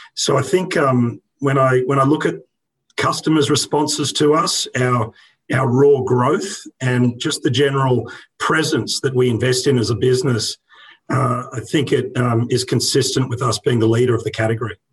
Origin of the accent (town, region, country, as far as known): Brisbane, Queensland, Australia; born or raised there